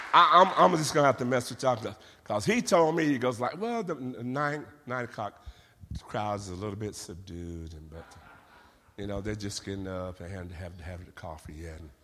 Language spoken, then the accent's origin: English; Central San Joaquin Valley, California, United States; I'm from the Central San Joaquin Valley. Out of my back door are almond orchards for as far as the eyes can see.